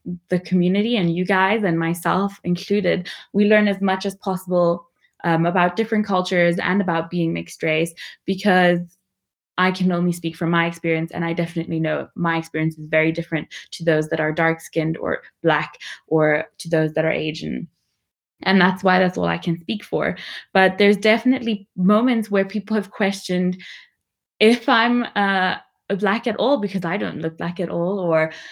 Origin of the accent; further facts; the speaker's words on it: Namibia; I'm from Namibia